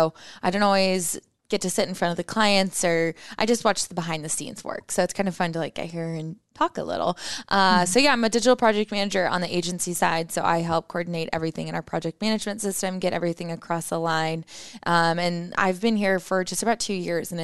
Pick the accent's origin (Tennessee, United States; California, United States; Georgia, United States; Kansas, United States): Kansas, United States; Ottawa; moved away as an adult; also born or lived in Manhattan, Kansas; now in Omaha, United States; I'm actually from Ottawa, which is like 20 minutes south of Lawrence